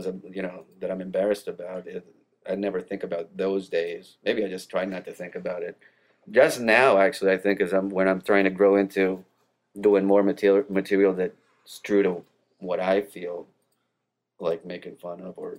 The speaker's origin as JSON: {"language": "English", "region": "New Jersey", "country": "United States", "tie": "born there", "lives_now": "Atlanta, United States", "said": "most of my teams are from the New York area because I was born in New Jersey, so I can't see my teams in Atlanta"}